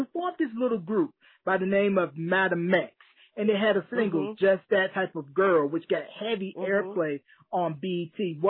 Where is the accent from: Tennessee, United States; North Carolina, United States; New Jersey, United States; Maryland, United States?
North Carolina, United States; I'm originally from North Carolina